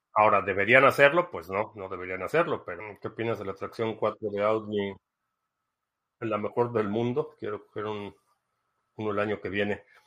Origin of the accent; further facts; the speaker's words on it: Mexico City, Mexico; also born or lived in Dallas, United States; now in United States; Crecí en la Ciudad de México, pero vivo ya aquí